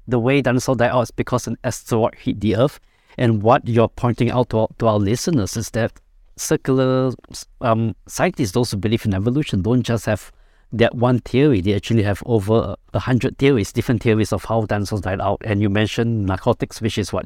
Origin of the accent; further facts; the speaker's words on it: Singapore; I'm from Singapore